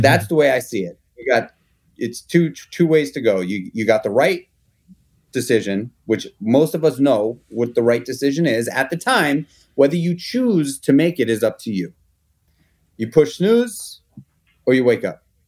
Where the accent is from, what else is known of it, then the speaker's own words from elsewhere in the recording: New York City, New York, United States; I grew up in Manhattan in the public school system